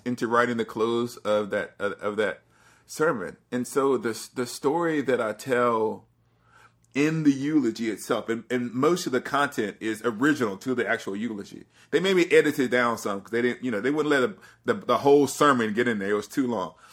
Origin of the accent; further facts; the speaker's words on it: Alabama, United States; I'm from the South, I'm from Alabama